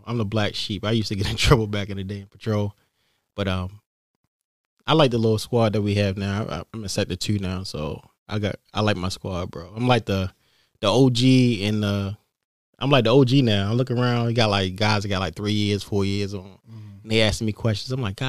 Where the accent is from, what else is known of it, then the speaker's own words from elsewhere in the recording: Baltimore, Maryland, United States; But luckily, like I said, I'm from Baltimore, so I knew the ins and outs of it.